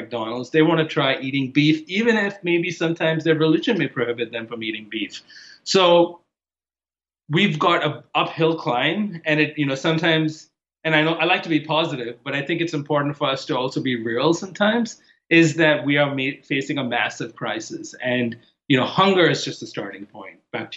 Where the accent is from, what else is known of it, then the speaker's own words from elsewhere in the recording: Mumbai, Maharashtra, India; moved away as an adult; now in United States; I didn't grow up in America. I grew up in Bombay, India